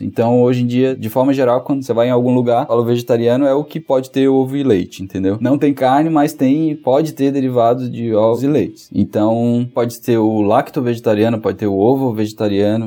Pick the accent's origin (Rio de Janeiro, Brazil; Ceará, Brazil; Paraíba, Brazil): Ceará, Brazil; Fortaleza; moved away as an adult; now in Florianópolis, Brazil; Eu sou de Fortaleza, né? Na verdade, morei maior parte da minha vida em Fortaleza